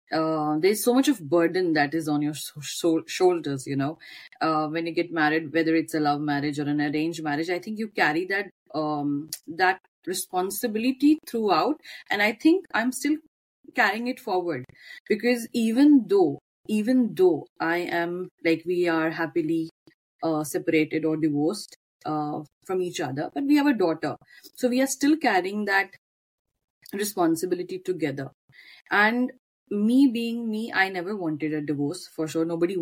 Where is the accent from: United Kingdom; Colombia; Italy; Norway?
Norway; I would firstly say that I was born in Norway, but my roots are from Punjab. My father came in the early 70s to Norway. So all my siblings, we have been born here, brought up a bit in Norway